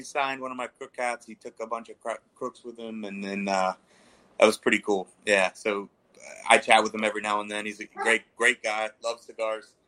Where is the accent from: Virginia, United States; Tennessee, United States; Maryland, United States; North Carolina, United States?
Maryland, United States; Baltimore; I'm from Baltimore